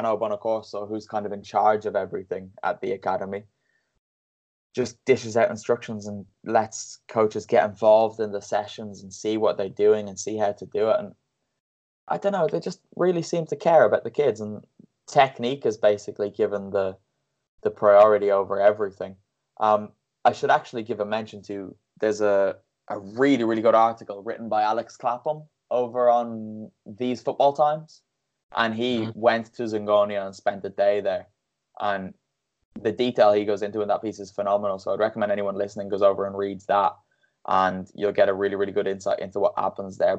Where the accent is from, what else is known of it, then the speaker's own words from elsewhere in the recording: Bray, Leinster, Ireland; because I'm from Bray, so my local team, Bray Wanderers. I grew up going to those games